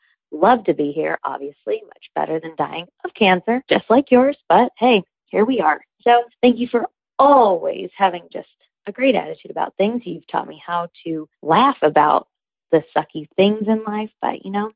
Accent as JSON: {"language": "English", "town": "Birmingham", "region": "Alabama", "country": "United States", "moved": "yes", "lives_now": "Miami, United States", "said": "I'm from Birmingham, Alabama, living in Miami, Florida"}